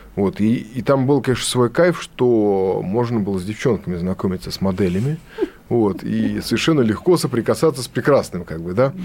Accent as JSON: {"language": "Russian", "region": "Saint Petersburg", "country": "Russia", "said": "я питерский дворовый беспризорный"}